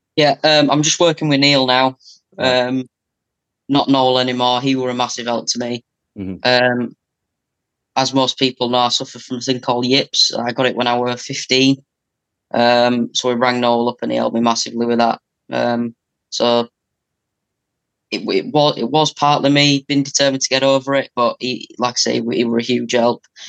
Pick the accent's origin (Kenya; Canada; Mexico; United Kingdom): United Kingdom; England; I'm from England